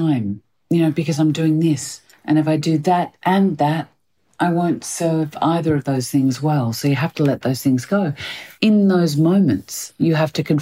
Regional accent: Australia; now in United Kingdom; I'm Australian

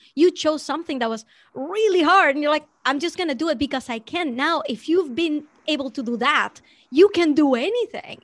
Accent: Venezuela; moved away; I grew up in Venezuela

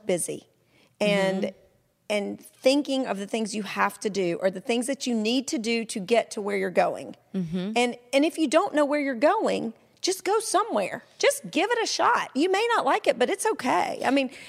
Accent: a small town in Georgia, United States; where I came from in a small town in Georgia

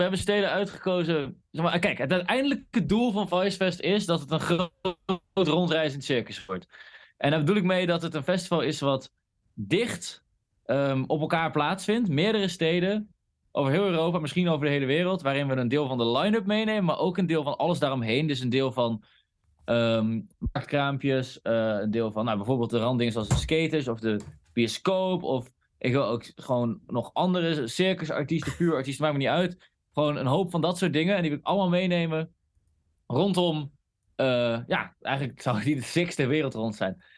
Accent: Groningen, Netherlands; wij komen uit Groningen

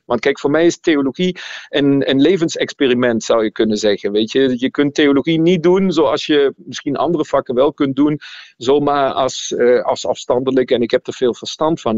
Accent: Germany; moved away as an adult; also born or lived in Nijmegen, Netherlands; now in Leuven, Belgium; vanuit Duitsland, waar ik opgegroeid ben, ben ik in Nederland theologie gaan studeren

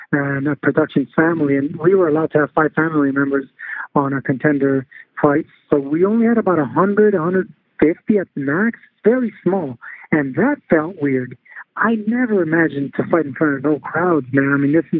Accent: Los Angeles, California, United States; I grew up in East LA, like a block away from Montebello

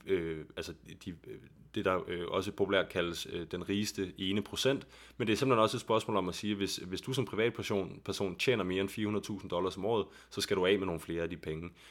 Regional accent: Copenhagen, Capital Region of Denmark, Denmark; der, hvor jeg kommer fra i København

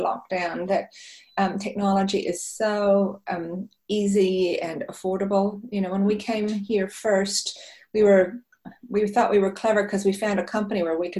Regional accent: Tucson, Arizona, United States; first language Italian; English is a second language; moved away as an adult; also born or lived in northern Italy / Seattle / Auckland, New Zealand; now in New Zealand; my sister, my mom, and I moved to Tucson, Arizona, and that's really where I grew up.

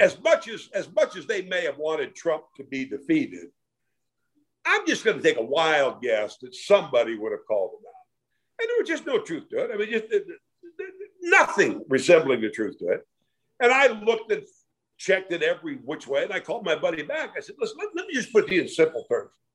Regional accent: Iowa, United States; now in Dallas, United States; growing up in Iowa in the 50s

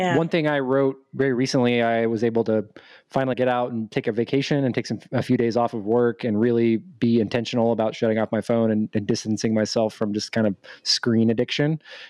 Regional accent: Dallas, Texas, United States; I am 32, going on 33 years old, and I am from Dallas, Texas. I wasn't born here, but I moved around a lot when I was younger, so I don't have that Texas accent

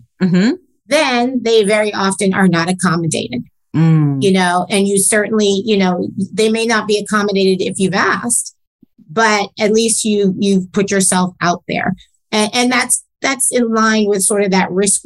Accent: New York City, New York, United States; growing up in New York, you know, just miles away from Wall Street

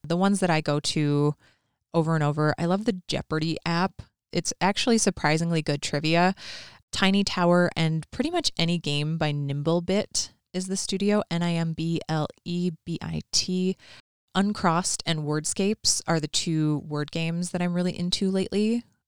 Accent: Minnesota, United States; I'm definitely from Minnesota.

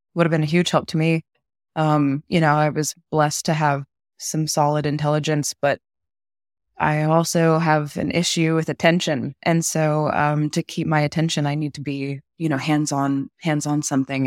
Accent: Texas, United States; born and raised in Texas

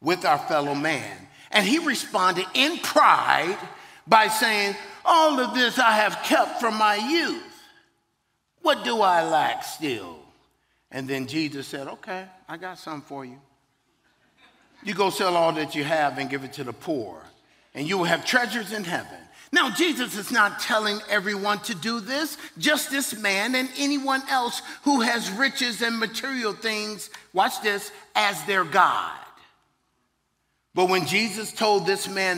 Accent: Virginia, United States; I'm from Virginia

